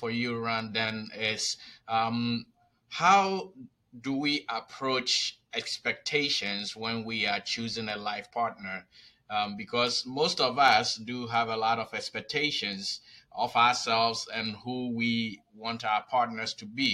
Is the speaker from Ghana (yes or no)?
yes; Ghana; I was born in Ghana